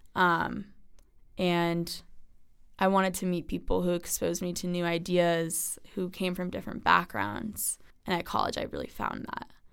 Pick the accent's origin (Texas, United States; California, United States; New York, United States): New York, United States; Westchester; I'm from Westchester, New York.